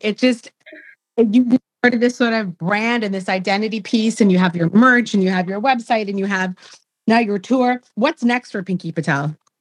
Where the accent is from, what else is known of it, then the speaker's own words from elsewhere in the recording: Canada; I'm Canadian